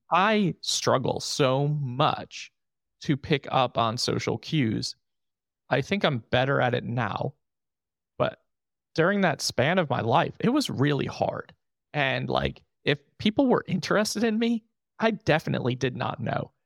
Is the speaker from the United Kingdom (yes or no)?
no; New York, United States; moved away; I'm from New York.